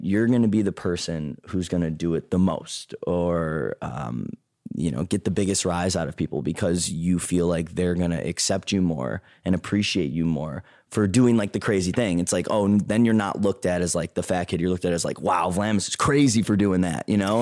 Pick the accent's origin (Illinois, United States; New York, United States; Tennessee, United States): Illinois, United States; Chicago; I grew up in a suburb outside of Chicago, a southwest suburb called Payless Park